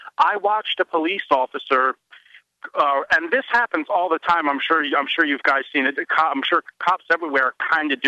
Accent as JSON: {"language": "English", "area": "small town 25 miles outside of Philly", "region": "Pennsylvania", "country": "United States", "tie": "born or raised there", "said": "I've lived in my hometown"}